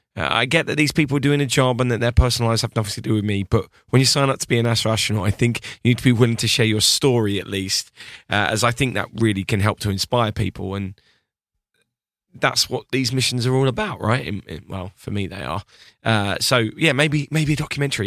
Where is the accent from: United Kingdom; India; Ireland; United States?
United Kingdom; I'm British